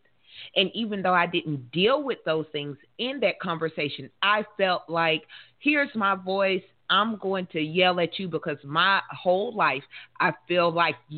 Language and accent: English; the South, United States; I'm in the South. I'm from the South